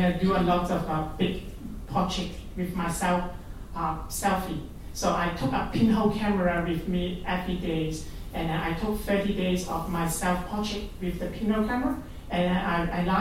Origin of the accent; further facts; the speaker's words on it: Hong Kong; English is a second language; moved away as an adult; now in Australia; originally I come from Hong Kong